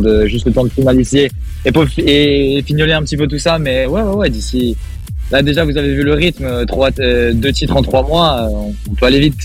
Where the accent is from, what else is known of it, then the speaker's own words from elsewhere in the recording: Nice, Provence-Alpes-Côte d'Azur, France; chez moi à Nice